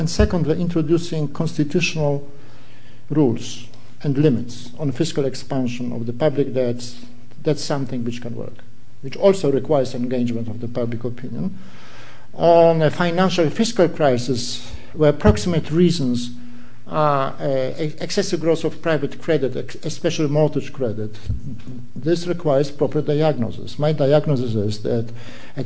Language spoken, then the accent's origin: English; Poland; I come from Poland